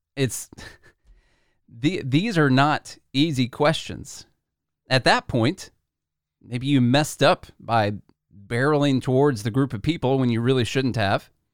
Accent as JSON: {"language": "English", "town": "Nashville", "region": "Tennessee", "country": "United States", "tie": "born or raised there"}